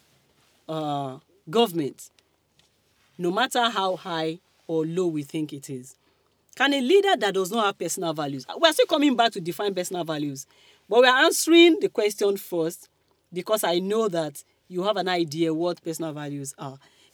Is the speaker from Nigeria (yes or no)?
yes; Kogi, Nigeria; I'm from Kogi. I might not be proper North. Of course, I'm not North. But they used to call us Middle Belt and the rest of them. But I'm Okun woman